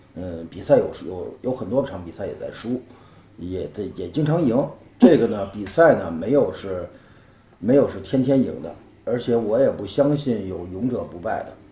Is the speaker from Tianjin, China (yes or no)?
no; Beijing, China; 因为我北京人嘛 然后也住在胡同里头，市里的嘛。小的时候父亲就养鸽子